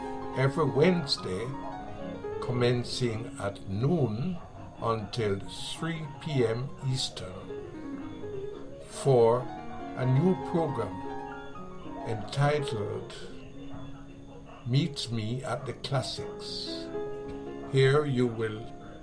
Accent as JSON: {"language": "English", "country": "Jamaica", "said": "I'm in Jamaica, right? So I am Jamaican."}